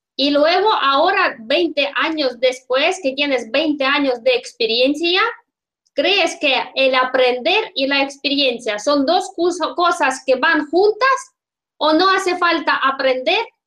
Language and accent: Spanish; Russia; Spanish is a second language; yo soy rusa